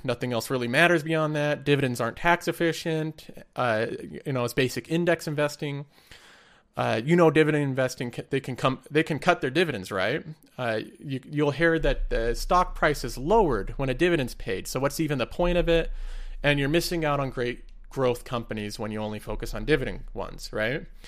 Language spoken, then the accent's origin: English; United States; I'm American